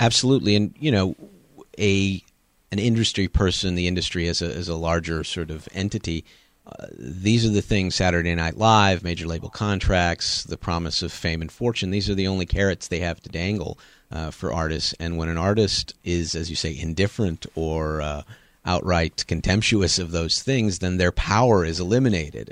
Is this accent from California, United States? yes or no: yes; Los Angeles, California, United States; also born or lived in Chicago / Seattle; now in Memphis, United States; I grew up on the West Coast in Los Angeles